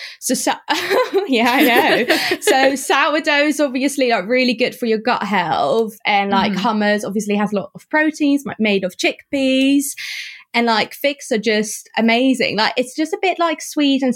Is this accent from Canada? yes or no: no; Netherlands; moved away; I grew up in the Netherlands